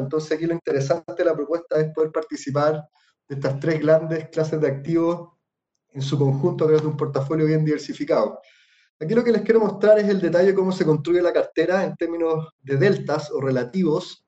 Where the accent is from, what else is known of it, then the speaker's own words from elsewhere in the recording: Chile; nosotros como inversionistas chilenos